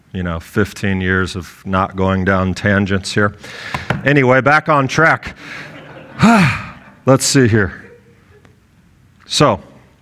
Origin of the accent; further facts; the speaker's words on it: United States; I am an American